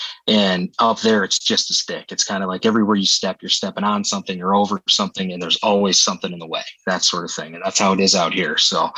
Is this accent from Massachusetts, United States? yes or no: no; Big Rapids, Michigan, United States; moved away as an adult; now in Oregon, United States; Both my wife and I, we came from Michigan. My parents from the Big Rapids area, her parents are from the Grand Rapids area. That's kind of where we grew up. And we both went to school there and then made our way out here.